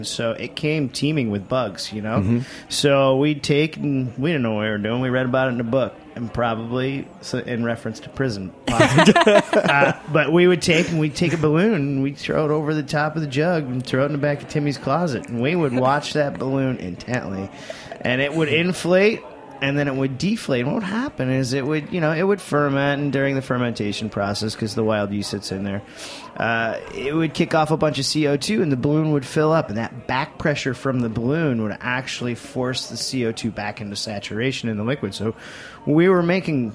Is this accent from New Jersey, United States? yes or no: no; Mexico, New York, United States; moved away; we grew up in Apple Country